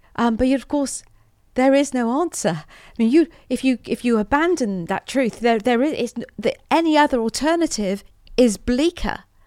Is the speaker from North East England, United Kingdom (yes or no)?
no; Portland, South West England, United Kingdom; also born or lived in Weymouth; I grew up in Portland in Dorset.